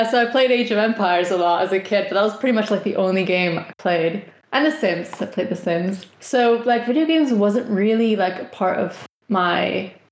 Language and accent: English; Valencia, Valencian Community, Spain; English is a second language; moved away; only me and my sister who have left Spain, left our little corner of the world. so they're all we're all from Valencia, or like a village close to Valencia.